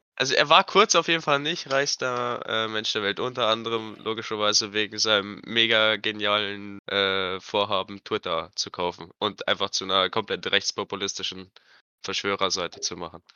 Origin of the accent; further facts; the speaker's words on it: Germany; bei uns in Deutschland